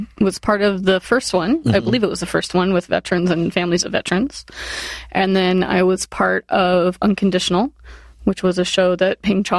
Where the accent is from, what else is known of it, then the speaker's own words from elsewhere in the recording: Lake Havasu City, Arizona, United States; moved away as an adult; also born or lived in Northern Illinois / San Diego; I was 10 and my family moved there and we moved to Lake Havasu, Arizona.